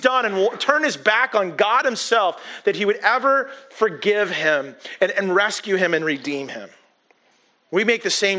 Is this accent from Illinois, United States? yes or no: no; Bellingham, Washington, United States; I grew up in Whatcom County, grew up in Bellingham